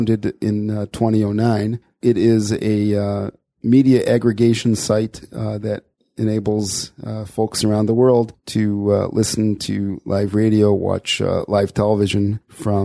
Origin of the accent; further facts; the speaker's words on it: Chicago, Illinois, United States; moved away as an adult; now in Beit Shemesh, Israel; I was born in Chicago. I lived there my whole life until making Aliyah in 1994 with my wife